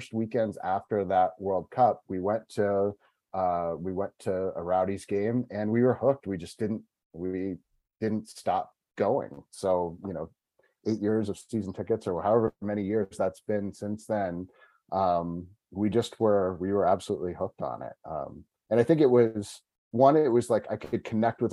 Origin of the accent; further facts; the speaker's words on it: New England, United States; moved away as an adult; also born or lived in Michigan / Tampa Bay area, Florida; now in Tampa, United States; I grew up in New England originally, moved down here about 18 years ago.